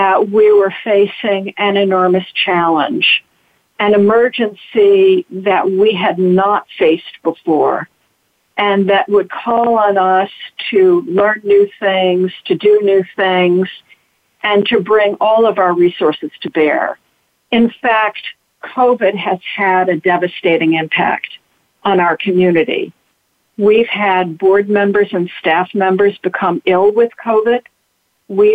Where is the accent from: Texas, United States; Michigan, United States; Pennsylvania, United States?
Michigan, United States; Detroit; now in New York City, United States; I grew up in Detroit